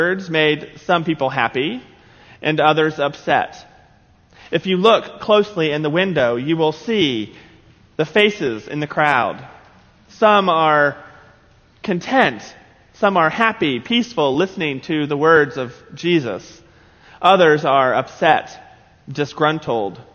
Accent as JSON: {"language": "English", "region": "South Carolina", "country": "United States", "tie": "born or raised there", "said": "growing up in South Carolina"}